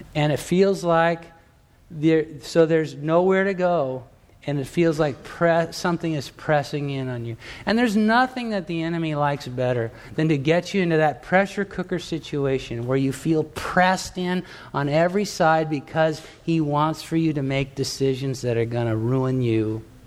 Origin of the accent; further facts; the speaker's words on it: Torrance, California, United States; in the town where I grew up in Torrance, California, down in Southern California